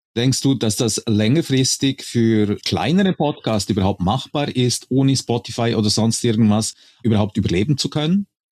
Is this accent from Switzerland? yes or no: yes; Switzerland; als Schweizer